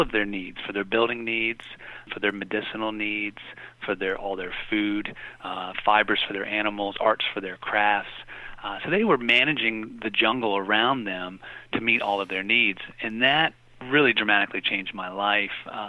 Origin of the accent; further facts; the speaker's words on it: Appalachia, United States; also born or lived in Latin America; now in Frederick, United States; I'm originally from Appalachia